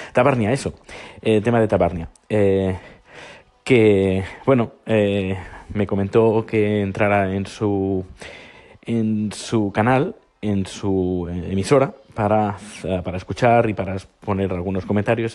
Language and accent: Spanish; Navarre, Spain; siendo navarro